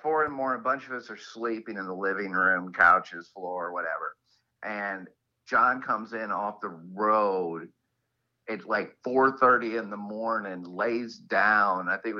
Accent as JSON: {"language": "English", "region": "the South", "country": "United States", "said": "Well, you know, I mean, I'm from the South, so I thought this was just some weird Yankee tradition that they did."}